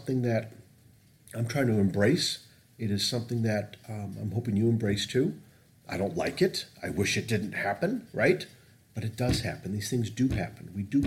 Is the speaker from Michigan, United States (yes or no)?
yes; Northville, Michigan, United States; It's Northville where I grew up